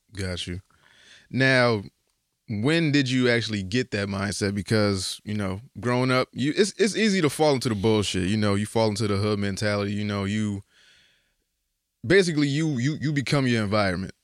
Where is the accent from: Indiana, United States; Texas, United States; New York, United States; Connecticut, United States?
Connecticut, United States; Bridgeport; Because I grew up in the Terrace maybe like, I, I, I lived there to maybe I was like three or four. They knocked my building down. and then we moved to Sunshine.